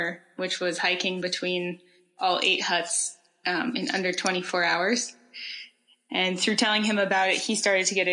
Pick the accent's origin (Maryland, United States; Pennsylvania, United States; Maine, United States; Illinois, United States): Maine, United States; moved away as an adult; also born or lived in Vermont / Utah / Switzerland; So I grew up in Maine, but then found my way to Vermont and Utah. And from Utah, I moved to Switzerland